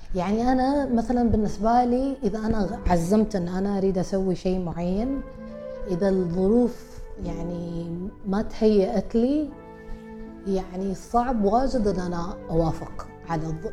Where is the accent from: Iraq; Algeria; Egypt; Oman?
Oman; احنا عمانيين